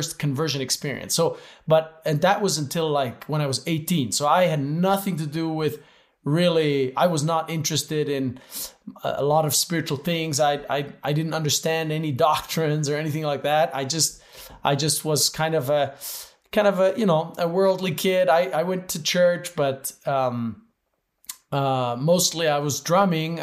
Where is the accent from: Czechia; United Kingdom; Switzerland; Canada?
Switzerland; I grew up in Switzerland, but to an American mom